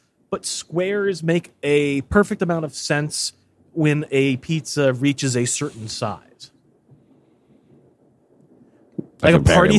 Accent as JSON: {"language": "English", "town": "Chicago", "region": "Illinois", "country": "United States", "said": "Just wanted to give a little perspective on deep dish pizza since I'm from Chicago."}